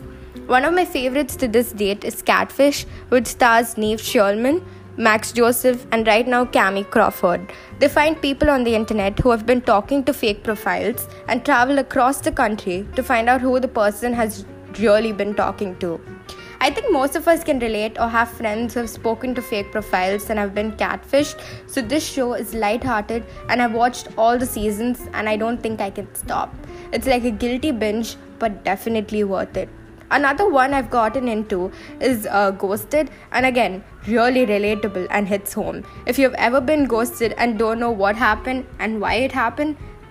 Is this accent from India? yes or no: yes; India; as an Indian